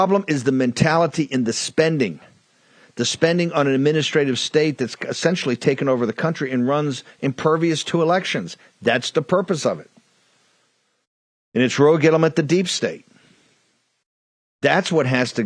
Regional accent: the South, United States; I come from the South

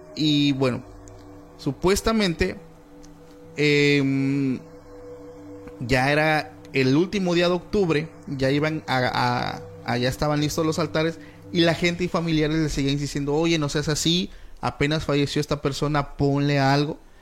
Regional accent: Mexico; aquí en mi país

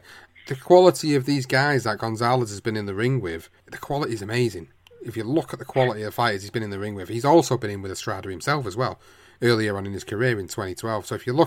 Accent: United Kingdom; as British fans

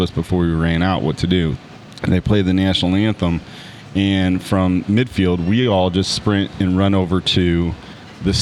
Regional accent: Granite City, Illinois, United States; I was from Granite

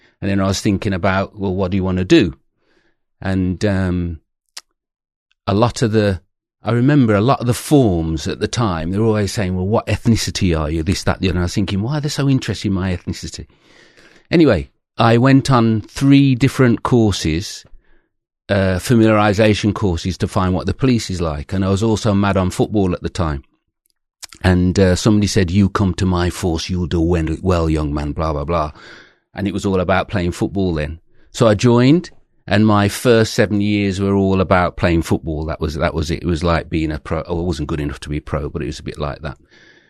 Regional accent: Birmingham, West Midlands, United Kingdom; So you can probably tell I'm originally from Birmingham, although I try and hide it now, but I am. And I went to university from there.

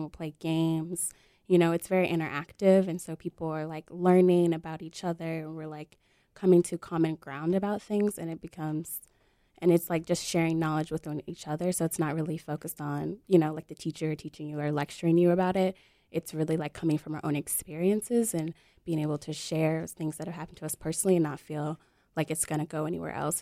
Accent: Detroit, Michigan, United States; now in North Carolina, United States; I grew up in Detroit, Michigan, which is really not like the rest of Michigan. And But I was, I was born in, um, North Carolina and I live here now.

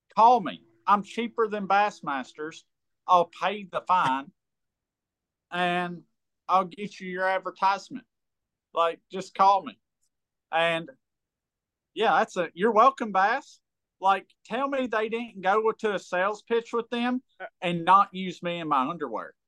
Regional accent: United States; I grew up on big water. I grew up on Kentucky Lake and I get some big waves there.

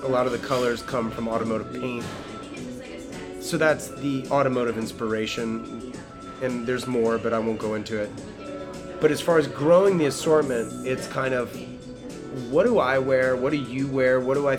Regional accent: the South, United States; now in California; I grew up in the South in a family that's like not, we don't operate that way.

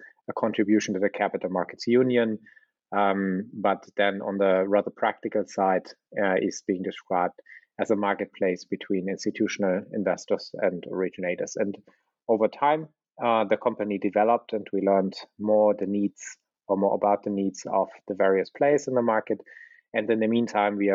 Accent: Berlin, Germany; I was born in Berlin and I live in Berlin

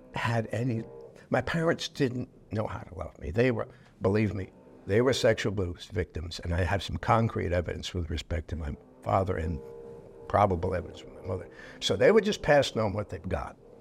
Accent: New York City, New York, United States; I was born in New York City

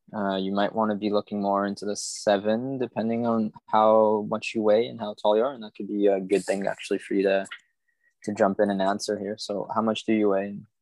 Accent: Montreal, Quebec, Canada; moved away as an adult; now in Martinique; I'm living in Martinique at the moment, which is in the Caribbean. I'm from Montreal before

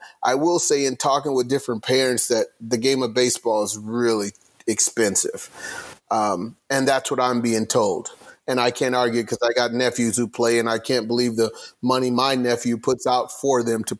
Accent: Southern California, United States; when I was growing up in Southern California

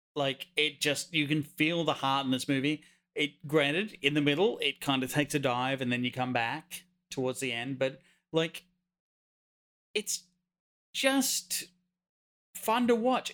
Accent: Wingham, New South Wales, Australia; about ten miles outside my hometown of Wingham, New South Wales, Australia

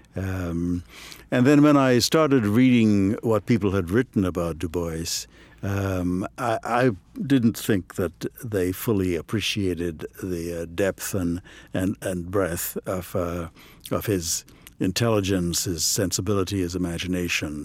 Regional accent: Trinidad & Tobago; moved away as an adult; also born or lived in Ohio, United States; now in United States; I grew up in Trinidad and Tobago

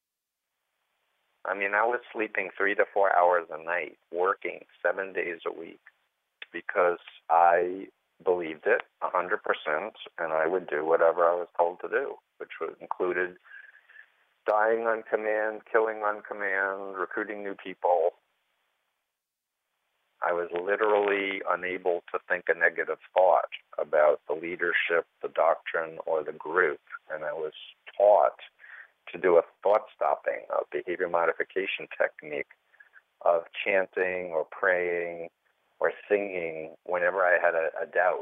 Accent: New York City, New York, United States; I grew up in Flushing, Queens, New York, the youngest of three kids, middle-class, conservative Jewish upbringing

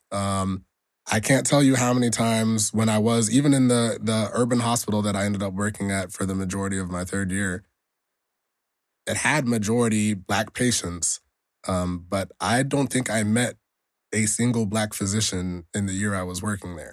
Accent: Nigeria; I'm Nigerian

